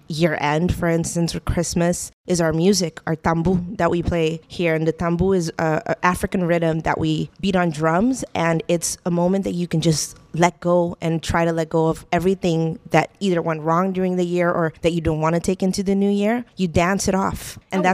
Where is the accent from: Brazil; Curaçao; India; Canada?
Curaçao; moved away as an adult; also born or lived in Miami, United States; I'm from Curaçao